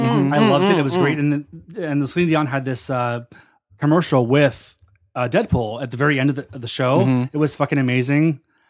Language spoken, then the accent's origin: English; Greenville, South Carolina, United States; moved away; also born or lived in Illinois; I grew up in South Carolina.